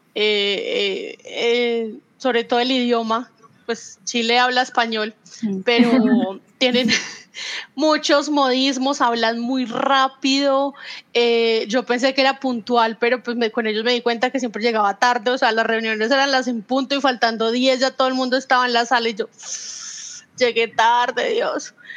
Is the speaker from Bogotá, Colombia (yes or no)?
no; Manizales, Caldas, Colombia; Yo sigo en mi país natal, en mi ciudad natal